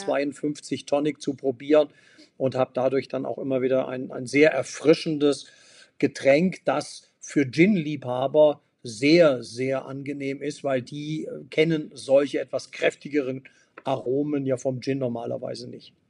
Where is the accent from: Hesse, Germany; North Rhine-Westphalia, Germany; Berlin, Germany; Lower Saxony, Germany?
Lower Saxony, Germany; Hanover; mein Haus und meine Heimat in Hannover